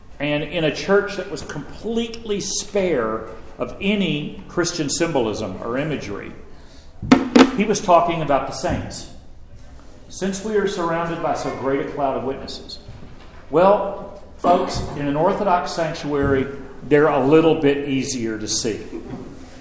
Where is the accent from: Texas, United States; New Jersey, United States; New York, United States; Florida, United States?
Texas, United States; moved away; also born or lived in Champaign-Urbana, Illinois; I grew up Southern Baptist in Texas